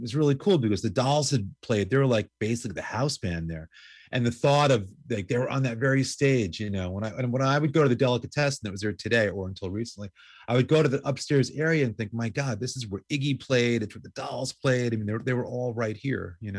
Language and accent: English; New York City, New York, United States; I grew up in New York going to CBGB's started going there in like 1977 while in high school.